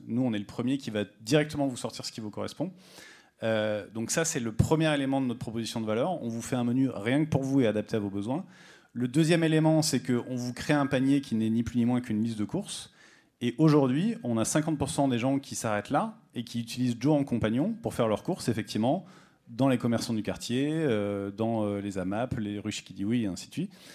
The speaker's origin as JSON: {"language": "French", "town": "Rodez", "region": "Occitania", "country": "France", "said": "je viens de Rodez"}